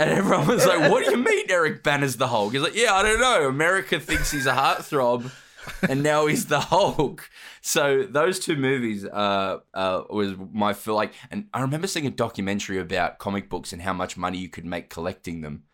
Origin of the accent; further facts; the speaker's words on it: Australia; my origin story, wink, wink, is that I'm from Australia.